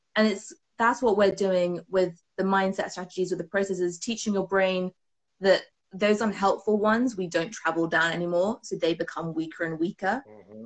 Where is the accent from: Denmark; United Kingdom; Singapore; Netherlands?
United Kingdom; as you might have guessed, I am from the UK from my accent.